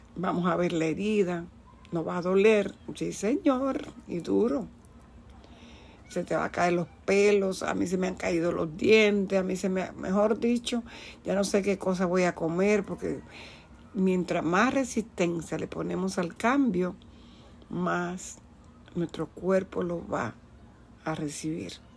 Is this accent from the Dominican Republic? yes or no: yes; Dominican Republic; moved away; yo soy de la República Dominicana